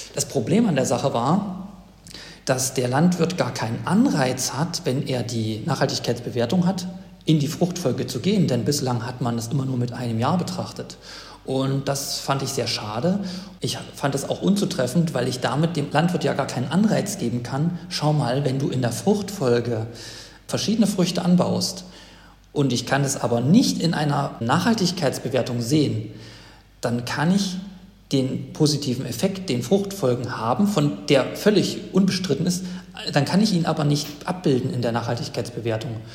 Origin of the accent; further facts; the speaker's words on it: Thuringia, Germany; empfehle ich als Thüringer